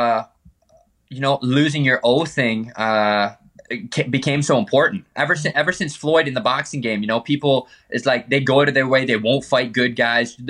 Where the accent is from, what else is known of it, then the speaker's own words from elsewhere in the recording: Peterborough, Ontario, Canada; Super small town, about 100,000 people. Mm-hmm. This is where I grew up. So this is my hometown